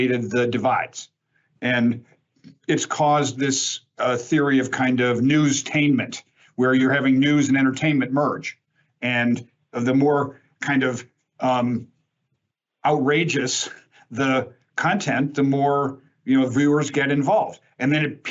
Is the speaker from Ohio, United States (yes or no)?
no; Chicago, Illinois, United States; I grew up in Chicago